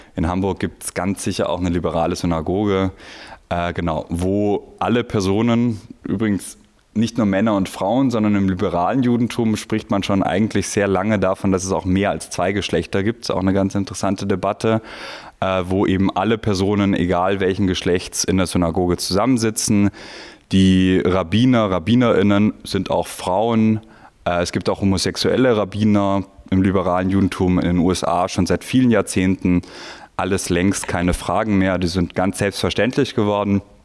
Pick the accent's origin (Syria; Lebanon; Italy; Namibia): Italy; now in Vienna, Austria; ich bin in Italien zur Schule gegangen